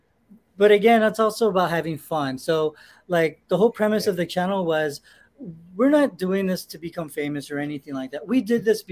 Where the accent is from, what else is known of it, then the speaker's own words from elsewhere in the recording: Los Angeles, California, United States; We reside in 323 now, but I actually grew up in the 818. So I'm a Valley boy.